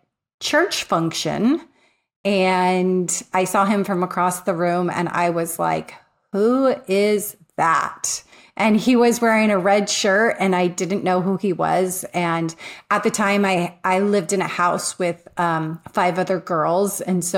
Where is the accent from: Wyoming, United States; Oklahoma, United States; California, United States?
California, United States; So I grew up in Southern California.